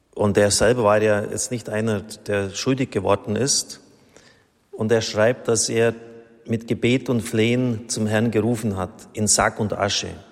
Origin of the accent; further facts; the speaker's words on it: Germany; als Deutsche